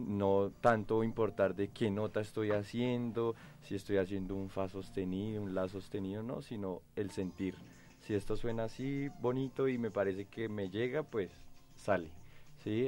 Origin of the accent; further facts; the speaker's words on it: Colombia; como colombianos